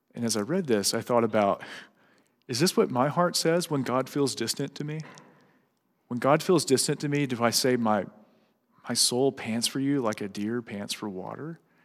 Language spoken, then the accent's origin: English; Louisiana, United States; moved away; whenever Sarah and I go back to Louisiana, like for holidays, uh, it's really weird for me to drive past my old childhood home